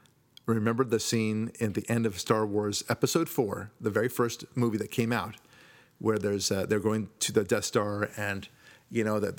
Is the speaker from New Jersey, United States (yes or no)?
no; Chicago, Illinois, United States; I'm from Chicago.